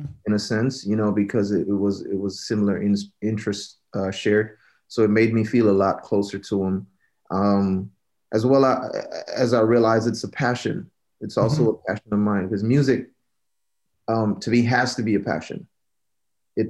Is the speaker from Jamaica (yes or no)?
yes; Jamaica; born and raised in Jamaica.